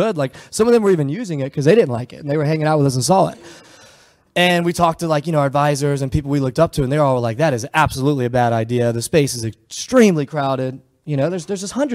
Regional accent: United States; moved away as an adult; also born or lived in Charlotte / Palo Alto / San Francisco; we're from small town Virginia, North Carolina

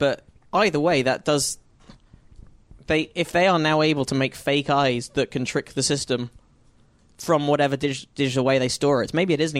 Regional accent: United Kingdom; now in United States; I've spent a fair bit of time in Spain, but that's less impressive as a Brit

